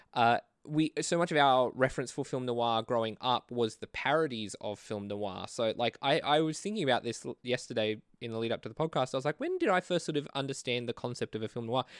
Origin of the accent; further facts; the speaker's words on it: Australia; I'm a filmmaker from Australia